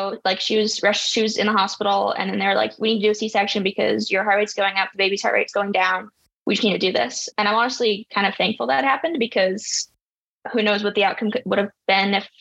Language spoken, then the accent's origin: English; Portland, Oregon, United States; I was born in Portland, Oregon. That's where my parents were living at the time. That's where my dad was going to school